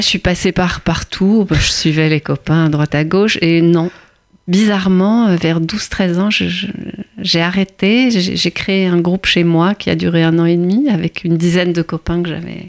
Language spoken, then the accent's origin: French; Antwerp, Flanders, Belgium; now in Paris, France; suis née euh, à Anvers, en Belgique, dans une petite communauté juive